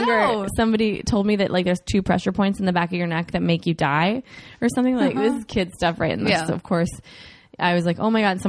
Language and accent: English; Minneapolis, Minnesota, United States; born or raised there